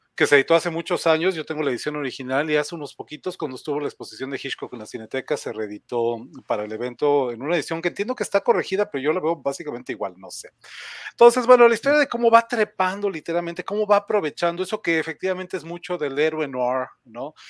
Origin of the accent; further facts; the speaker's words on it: Mexico; en México, en mi país